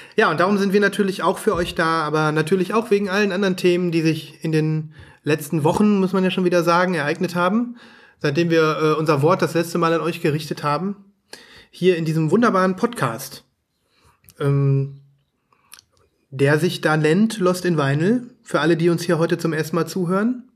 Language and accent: German; Germany; bei uns in Deutschland